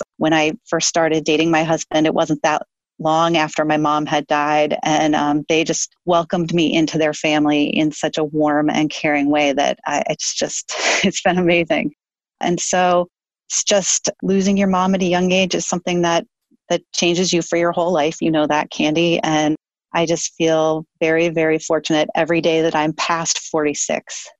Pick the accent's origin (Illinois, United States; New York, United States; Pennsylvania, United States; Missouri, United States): Illinois, United States; moved away as an adult; also born or lived in Italy; I'm a girl from Illinois. Like, we didn't drink wine at dinner when I was a kid